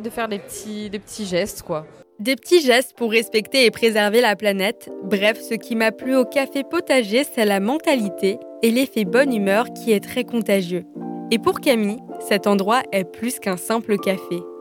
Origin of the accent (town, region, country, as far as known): Strasbourg, Grand Est, France; born or raised there; moved away as an adult; also born or lived in Lyon